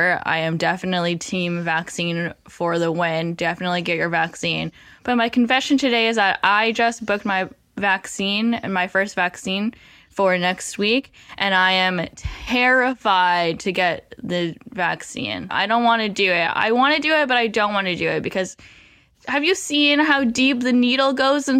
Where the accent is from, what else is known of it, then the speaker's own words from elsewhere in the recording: Vancouver, British Columbia, Canada; I'm from Vancouver